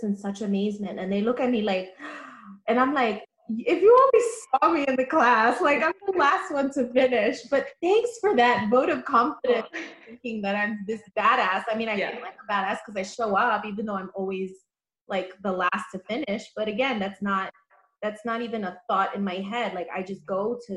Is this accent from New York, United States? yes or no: yes; New York City, New York, United States; I'm from the Bronx, born and raised